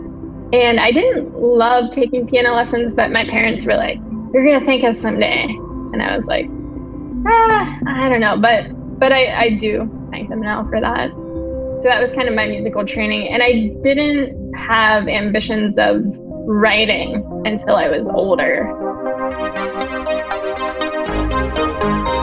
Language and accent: English; Pennsylvania, United States; moved away as an adult; now in Washington, D.C., United States; I am originally from Pennsylvania. And I moved to D.C. in 2006 after I graduated from college